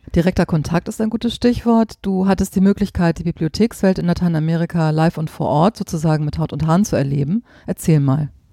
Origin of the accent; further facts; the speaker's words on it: Germany; bei uns in Deutschland